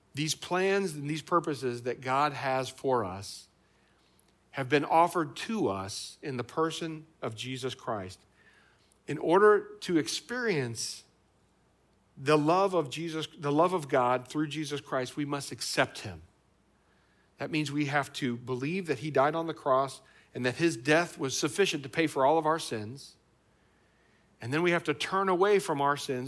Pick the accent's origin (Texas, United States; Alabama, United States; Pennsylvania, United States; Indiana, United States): Indiana, United States; now in Ohio, United States; where I grew up in Indiana